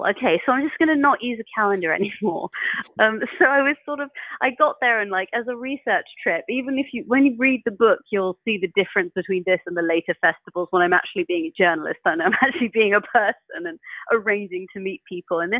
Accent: England, United Kingdom; I'm an English atheist talking to a photograph.

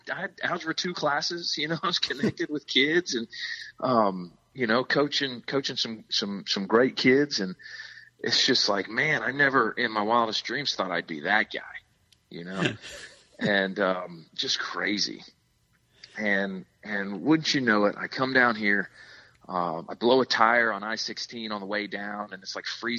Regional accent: Atlanta, Georgia, United States; moved away as an adult; also born or lived in Brunswick, Georgia; now in Nahunta, United States; I'm born and raised in Atlanta, learned how to drive a stick shift backwards on 285

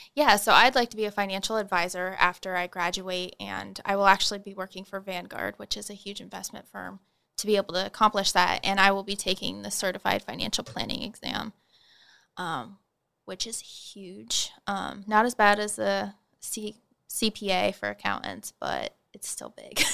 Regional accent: Holdrege, Nebraska, United States; moved away as an adult; now in Manhattan, Kansas, United States; I'm originally from Holdridge, Nebraska

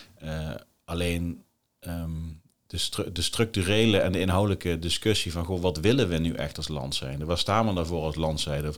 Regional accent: Netherlands; wij als Nederlanders

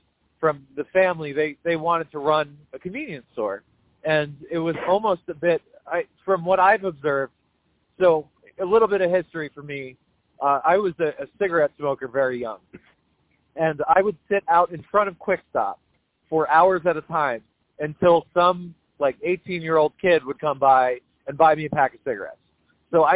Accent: Leonardo, New Jersey, United States; I grew up in Leonardo

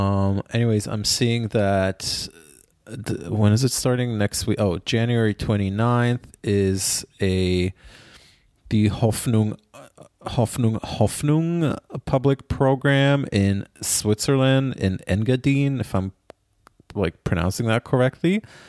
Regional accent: Israel; Like, believe you me, I grew up in Israel. I do not ski.

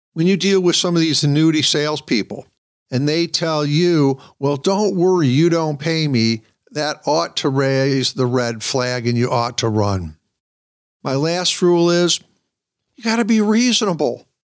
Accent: Michigan, United States; Michigan, for example, my home state

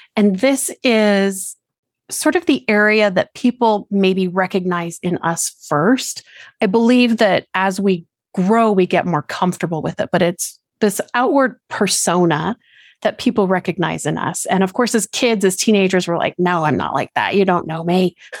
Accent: Colorado, United States; I born and raised in Colorado down here in the lower states

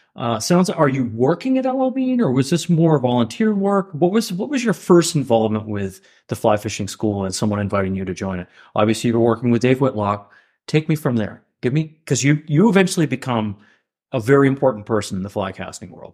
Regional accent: Kennebec County, Maine, United States; I grew up in Kennebec County, Maine

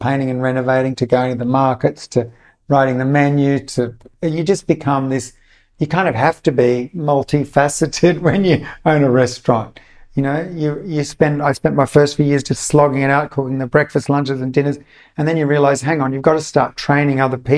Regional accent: Australia; also born or lived in Italy / Sydney; growing up in Australia and having and working in restaurants in the 80s in Sydney

